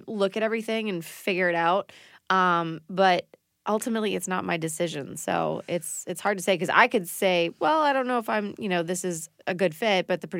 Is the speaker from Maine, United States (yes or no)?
yes; Maine, United States